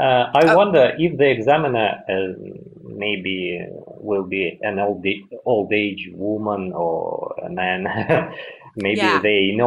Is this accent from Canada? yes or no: no; Yakutsk, Sakha Republic, Russia; English is a second language; now in Moscow, Russia; Yeah, because I was born in Yakutsk. It's a part of the Russian Federation, but it's located at really, really east part of the Russia